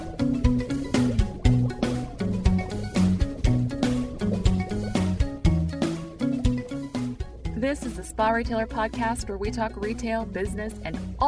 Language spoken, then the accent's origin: English; North Dakota, United States; I grew up in North Dakota, so I grew up where it was chilly.